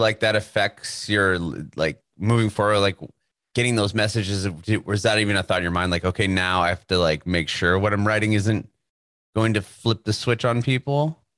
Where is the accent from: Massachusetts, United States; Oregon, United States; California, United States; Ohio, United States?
California, United States; San Diego; moved away as an adult; now in Nashville, United States; We were born and raised in San Diego